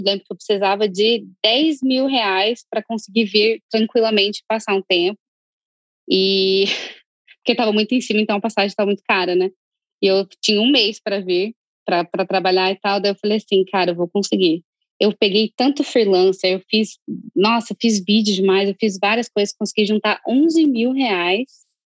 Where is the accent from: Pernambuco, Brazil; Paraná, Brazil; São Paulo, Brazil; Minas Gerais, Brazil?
Paraná, Brazil; Curitiba; moved away as an adult; now in White Plains, United States; morava em Curitiba, no Brasil, e agora moro em White Plains, pertinho de Manhattan